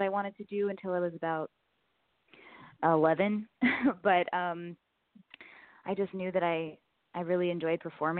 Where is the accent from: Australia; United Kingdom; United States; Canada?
United States; Gainesville, Florida; born or raised there; also born or lived in Northern California; now in Los Angeles, United States